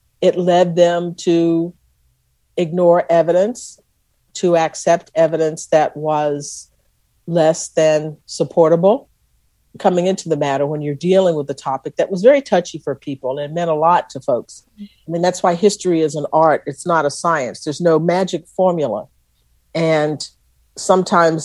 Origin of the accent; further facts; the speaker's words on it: Texas, United States; I was from Texas